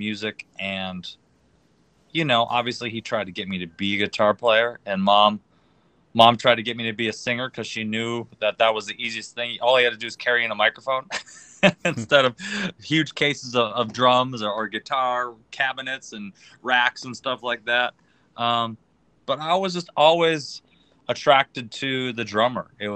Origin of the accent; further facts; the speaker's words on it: Green Bay, Wisconsin, United States; moved away as an adult; now in Los Angeles, United States; I was born and raised in Green Bay, Wisconsin